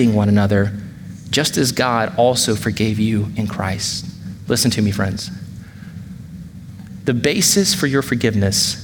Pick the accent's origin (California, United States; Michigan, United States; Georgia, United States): Georgia, United States; now in Wake Forest, United States; growing up in Georgia